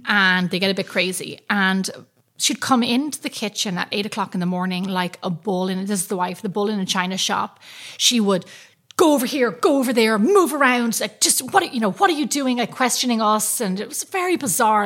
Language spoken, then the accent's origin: English; Ireland; I'm from Ireland, and that's like that's my thing.